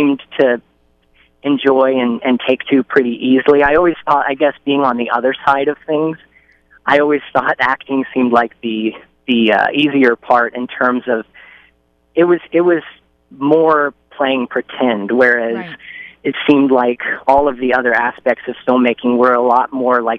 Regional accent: Indiana, United States; moved away; I'm from Indiana originally

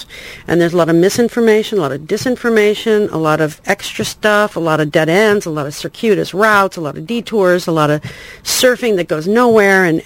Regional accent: rural Illinois, United States; moved away; also born or lived in Chicago, Illinois / Los Angeles; I was born in Chicago, and my parents moved about a month later to rural Illinois

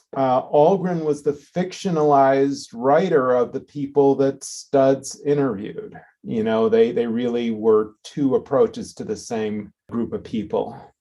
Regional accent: Chicago, Illinois, United States; I was born and raised in Chicago. I grew up on the southeast side of Chicago

